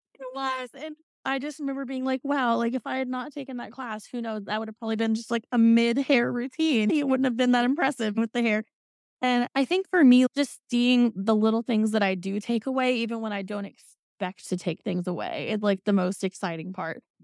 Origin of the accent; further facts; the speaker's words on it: Indiana, United States; I'm from Indiana, the land of the corn